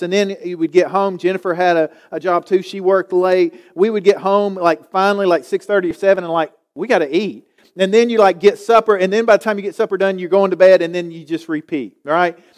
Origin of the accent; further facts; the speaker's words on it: Galax, Virginia, United States; moved away as an adult; also born or lived in Winston-Salem; growing up in Galax